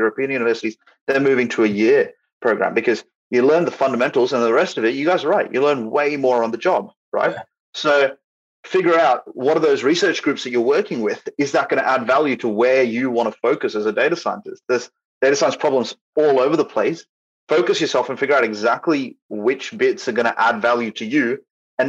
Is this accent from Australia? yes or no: yes; Australia; I'm from Australia, so I'm not situated in Canada, I'm not situated in USA